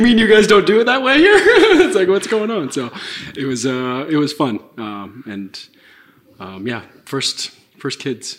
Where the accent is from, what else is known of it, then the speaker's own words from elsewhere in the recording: Santa Clara, California, United States; moved away as an adult; also born or lived in San Francisco; I was born and raised in Santa Clara